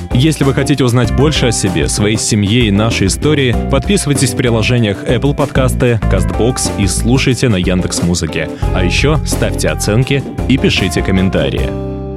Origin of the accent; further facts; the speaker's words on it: Moscow, Russia; я родом из Москвы